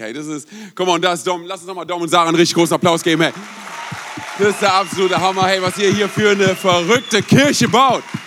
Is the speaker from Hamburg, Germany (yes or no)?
no; Berlin, Germany; moved away; also born or lived in Rhein-Main area; Ich bin gebürtiger Berliner